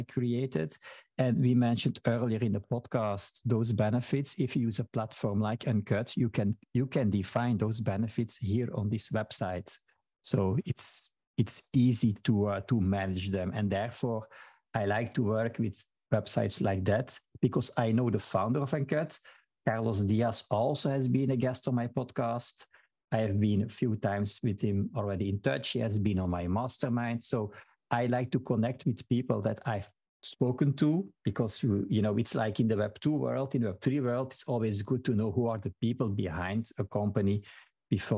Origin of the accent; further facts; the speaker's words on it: Belgium; first language Dutch (Flemish); English is a second language; I am from Belgium, but in Belgium, we speak different languages. So my native language is Dutch or Flemish